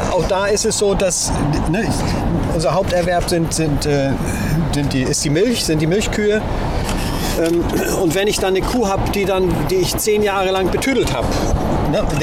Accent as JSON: {"language": "German", "region": "Hamburg", "country": "Germany", "also_born_or_lived": "Kiel", "moved": "yes", "said": "ich, bin ja Hamburger, also ich komme ursprünglich"}